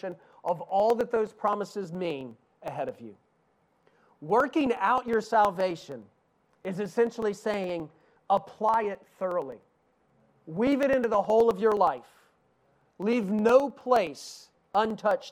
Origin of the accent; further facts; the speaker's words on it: East Tennessee, United States; accent: Southern; I grew up in East Tennessee.